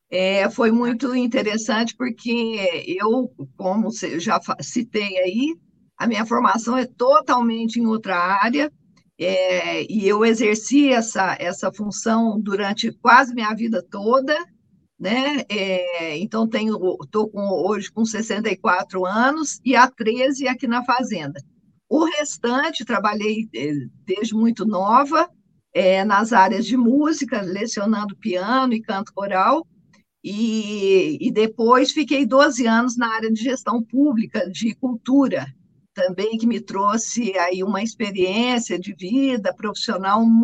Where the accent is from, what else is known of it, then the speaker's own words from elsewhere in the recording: Guaxupé, Minas Gerais, Brazil; also born or lived in Boa Esperança; sou mineira, nascida em Boa Esperança, criada em Guaxupé